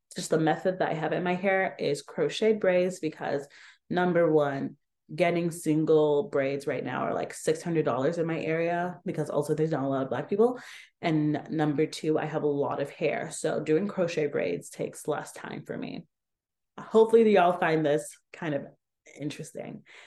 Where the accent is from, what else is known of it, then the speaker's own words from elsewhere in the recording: Atlanta, Georgia, United States; moved away; growing up in Atlanta